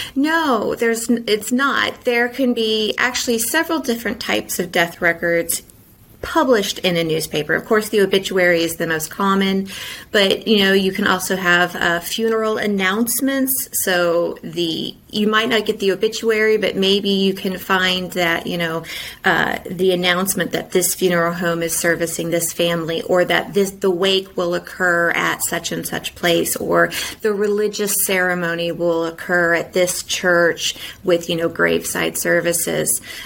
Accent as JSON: {"language": "English", "region": "Indiana", "country": "United States", "moved": "yes", "said": "I'm originally from Indiana"}